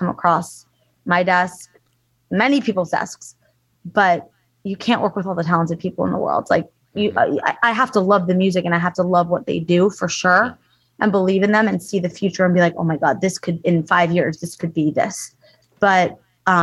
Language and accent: English; Long Island, New York, United States; also born or lived in Los Angeles, California / East Coast; now in Miami, United States; we're both from Long Island, New York